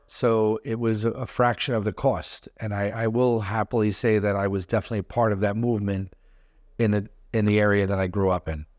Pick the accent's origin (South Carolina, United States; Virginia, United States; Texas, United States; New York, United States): New York, United States; New York City; I grew up in Brooklyn